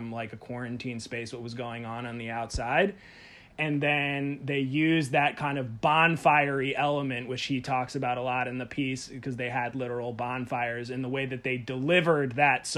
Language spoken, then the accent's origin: English; Baltimore, Maryland, United States; I'm from Baltimore